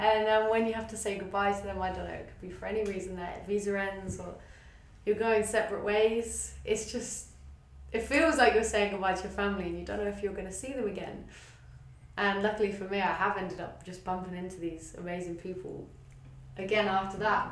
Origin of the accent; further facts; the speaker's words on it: England, United Kingdom; moved away as an adult; now in Australia; I grew up in a small town in England